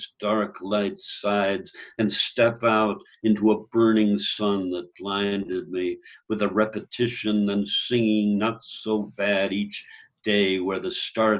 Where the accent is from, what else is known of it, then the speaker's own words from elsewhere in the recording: New York, United States; moved away as an adult; also born or lived in Chicago; now in Colorado, United States; I grew up in New York, lived a long while in Greenwich Village, and then in Chicago. I came out to Colorado